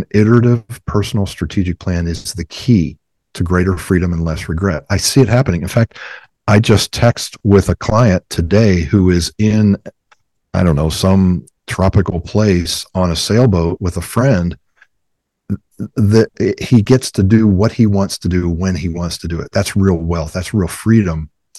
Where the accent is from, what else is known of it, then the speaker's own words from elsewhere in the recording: Ohio, United States; Well, hey, I come from Browns country.